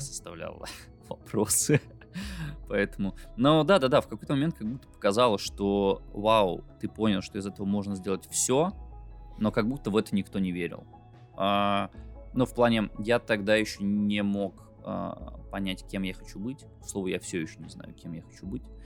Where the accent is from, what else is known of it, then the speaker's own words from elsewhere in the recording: Belarus; я из Беларуси, мы живем в Беларуси